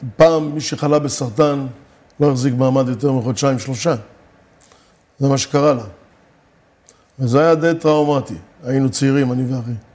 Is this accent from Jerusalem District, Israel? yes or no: no; Rishon LeZion, Central District, Israel; also born or lived in Morocco / Givat Olga, Hadera; עברנו לגור בראשון